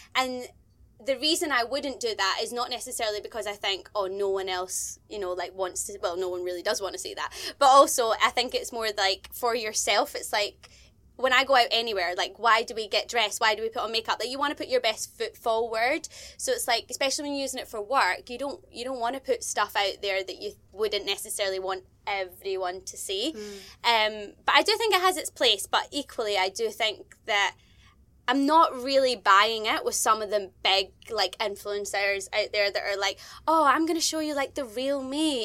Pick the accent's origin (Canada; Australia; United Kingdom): United Kingdom; Scotland; I am a Scottish presenter